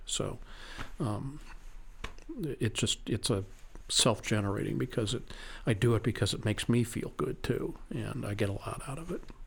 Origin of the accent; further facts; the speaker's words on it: St. Louis, Missouri, United States; I was born and raised in Saint Louis, Missouri